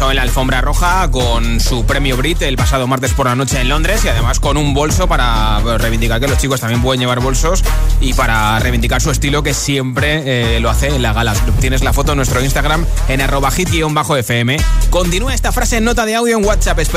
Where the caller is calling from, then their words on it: Seville, Andalusia, Spain; soy … de Sevilla.